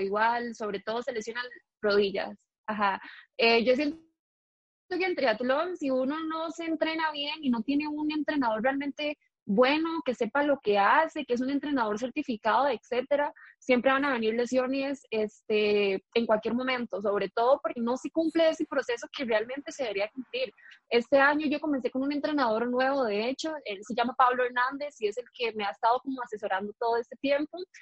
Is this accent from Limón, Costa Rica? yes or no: no; San Miguel de Desamparados, San José, Costa Rica; yo nací en San Miguel de Desamparados, toda la vida he sido de acá, aquí me crié.